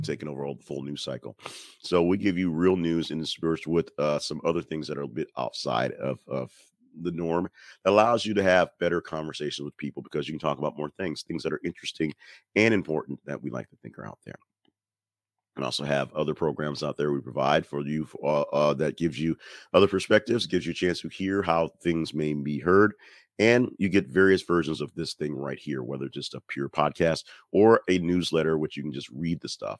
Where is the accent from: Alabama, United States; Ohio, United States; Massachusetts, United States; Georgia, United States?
Alabama, United States; I'm from Alabama